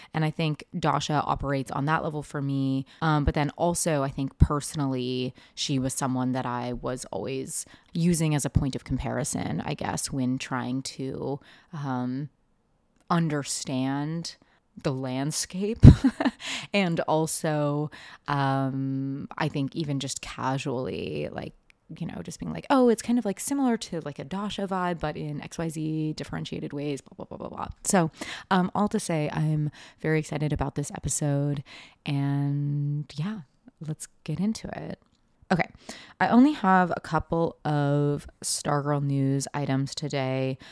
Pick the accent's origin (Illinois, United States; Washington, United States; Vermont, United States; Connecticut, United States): Washington, United States; Seattle; I grew up in Seattle in late nineties, early two thousands.